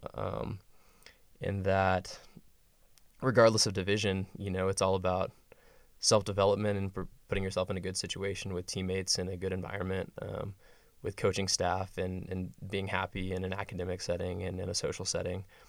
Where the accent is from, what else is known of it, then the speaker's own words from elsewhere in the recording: West Texas, United States; moved away as an adult; I'm from West Texas